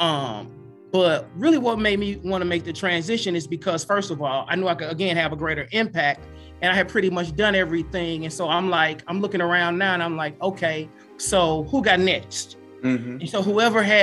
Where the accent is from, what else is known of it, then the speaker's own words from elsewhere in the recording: East St. Louis, Illinois, United States; I'm born and raised in East St. Louis